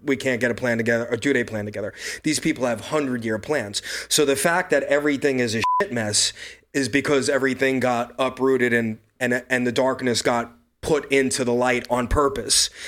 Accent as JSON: {"language": "English", "town": "New York City", "region": "New York", "country": "United States", "said": "I'm from Brooklyn, New York"}